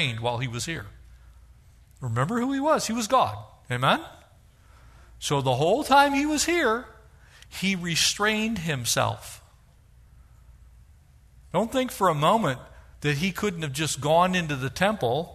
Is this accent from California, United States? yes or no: yes; Southern California, United States; I grew up here in Southern California when we still had farm animals